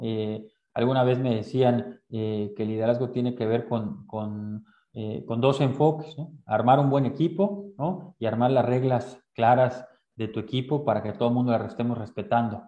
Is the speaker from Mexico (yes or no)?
yes; Veracruz, Mexico; moved away as an adult; Yo soy de Veracruz